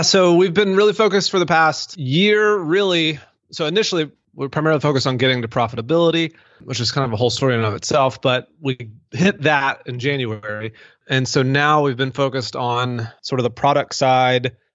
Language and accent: English; Mississippi, United States; moved away as an adult; also born or lived in Denver, Colorado; now in Birmingham, United States; I, I grew up in Mississippi, went all the way through college, lived in Mississippi